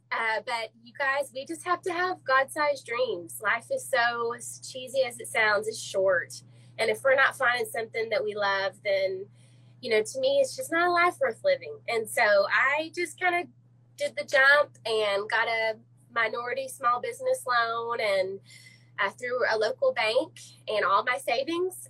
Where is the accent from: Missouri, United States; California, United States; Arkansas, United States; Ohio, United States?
Arkansas, United States; Little Rock; I'm a Little Rock native